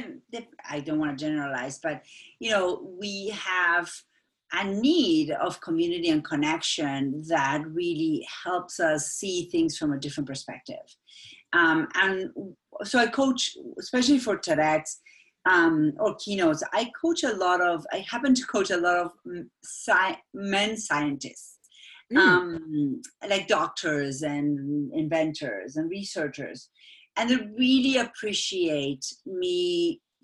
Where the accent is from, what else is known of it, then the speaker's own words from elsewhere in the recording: Buenos Aires, Argentina; English is a second language; moved away as an adult; now in Dartmouth, United States; My mom is Austrian and my dad is Argentinian, but I was born and raised in Buenos Aires